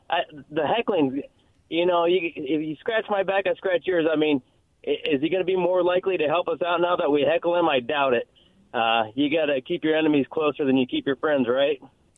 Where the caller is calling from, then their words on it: Richland, United States; Hey, I'm the other …. I'm calling from Richland right now.